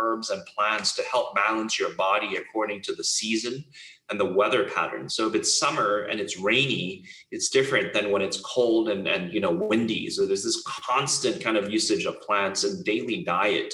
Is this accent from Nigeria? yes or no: no; Hong Kong; I grew up in Hong Kong